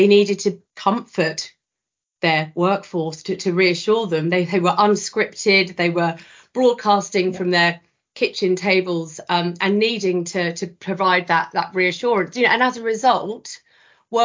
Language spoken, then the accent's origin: English; the south of England, United Kingdom; not being from the north, I am a Southerner through and through